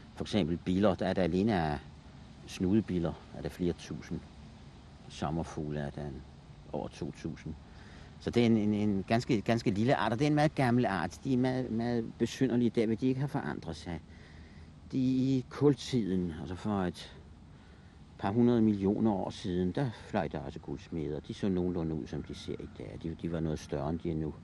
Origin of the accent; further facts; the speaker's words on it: Copenhagen, Capital Region of Denmark, Denmark; Jeg boede i nærheden af Østre Anlæg